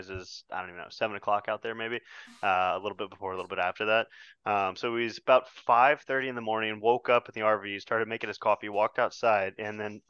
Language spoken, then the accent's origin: English; Texas, United States; I'm 50% Texan and 50% Midwestern